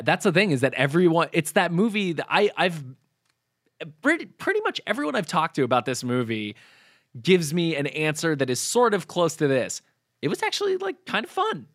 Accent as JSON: {"language": "English", "region": "New Hampshire", "country": "United States", "tie": "born or raised there", "said": "I grew up in New Hampshire"}